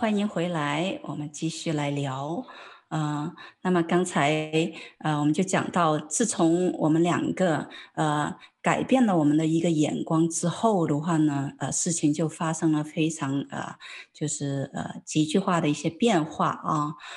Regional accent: China; 很多作为中国人来讲的话呢，都会很担心

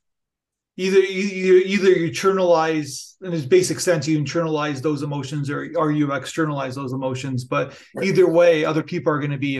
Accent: Canada; I'm Canadian

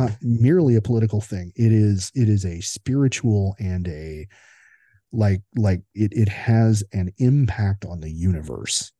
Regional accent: United States; as an American observer

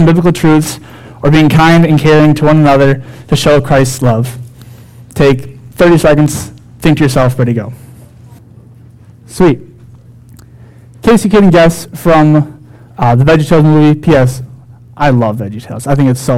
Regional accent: Wilmington, Minnesota, United States; a youth pastor in my hometown, Wilmington, Minnesota.

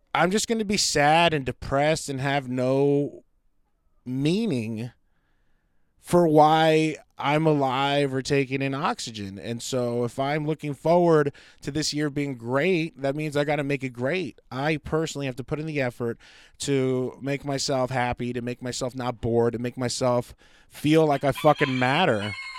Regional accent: United States; I love being an American.

